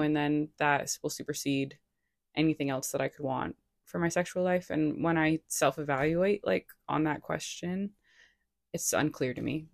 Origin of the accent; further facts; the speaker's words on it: Rhode Island, United States; also born or lived in Boston; now in Los Angeles, United States; I'm from Rhode Island